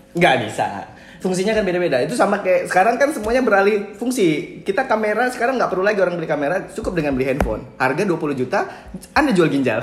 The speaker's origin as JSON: {"language": "Indonesian", "town": "Medan", "region": "North Sumatra", "country": "Indonesia", "tie": "born or raised there", "said": "kita yang lahir dan besar di Di Medan, Medan"}